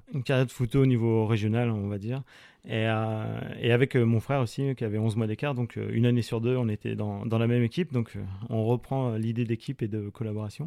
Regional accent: Eure, Normandy, France; also born or lived in Mont-Saint-Aignan; J'ai grandi à, à de mer qui est, dans l'Eure, qui est une petite ville euh, juste au-dessous.

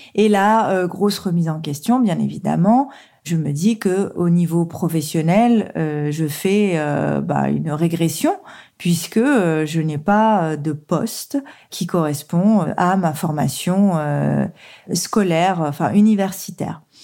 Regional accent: Saône-et-Loire, Bourgogne-Franche-Comté, France; moved away as an adult; also born or lived in Lyon; je suis originaire du département de la Saône-et-Loire

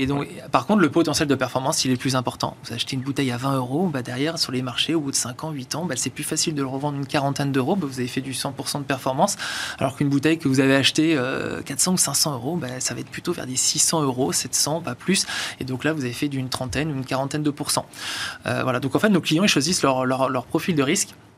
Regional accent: Arcachon, Nouvelle-Aquitaine, France; je suis je suis né à Arcachon

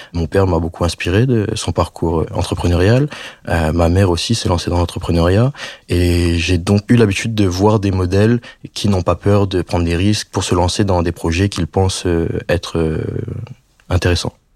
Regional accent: Réunion; moved away as an adult; je rentre en vacances euh, chez moi à La Réunion

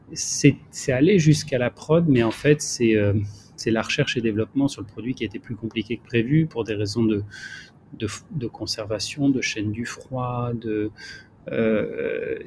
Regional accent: Marseille, Provence-Alpes-Côte d'Azur, France; je suis marseillais et je suis bien à Marseille

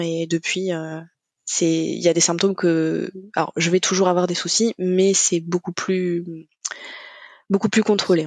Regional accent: Normandy, France; du coup j'ai 35 ans, je suis normande

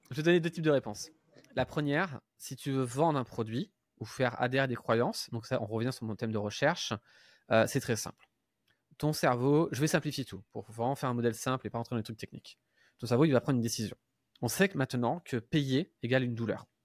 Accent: Paris, Île-de-France, France; je suis pas belge, hein, parce que à chaque fois que je parle de la Belgique, je, je suis belge, je suis parisien.

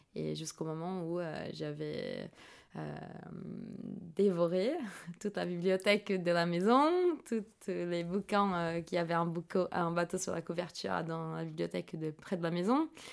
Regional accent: São Paulo, Brazil; French is a second language; je suis née à São Paulo, c'est un peu la New York brésilienne

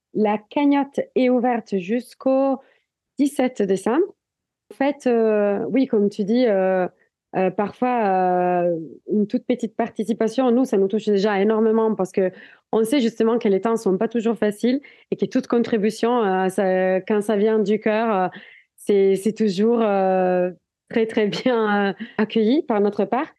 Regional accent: Italy; French is a second language; moved away as an adult; now in Biarritz, France; je viens des montagnes. Je viens des Alpes italiennes.

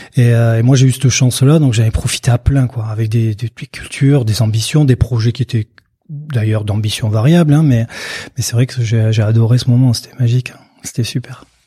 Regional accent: Pyrénées-Atlantiques, Nouvelle-Aquitaine, France; je suis né euh, euh, dans les Pyrénées-Atlantiques, au cœur de l'appellation Jurançon

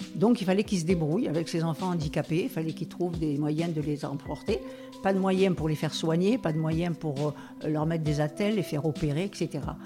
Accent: Algeria; now in France; mon enfance, je, je suis née en Algérie

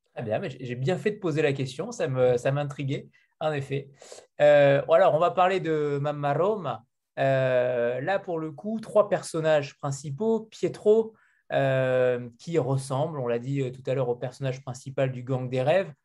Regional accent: France; en tant que Français

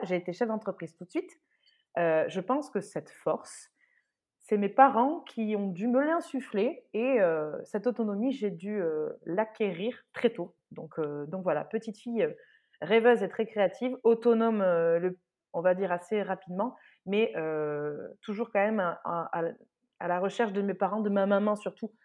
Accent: Saint-Justin, Nouvelle-Aquitaine, France; moved away; j'ai grandi dans le sud-ouest, dans un tout petit village de 1000 habitants

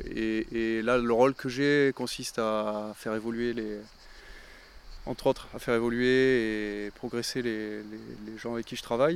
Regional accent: Lunel, Occitania, France; also born or lived in Perpignan / Montpellier; la, majeure partie de, de, de, mon enfance, je l'ai faite à, Lunel

